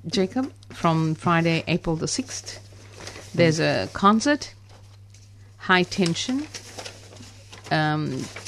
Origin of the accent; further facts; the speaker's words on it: India; being Indian